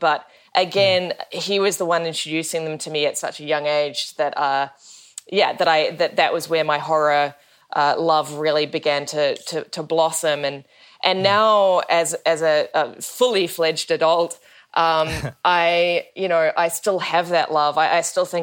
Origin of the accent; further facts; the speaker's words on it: Wellington, New Zealand; growing up in Wellington.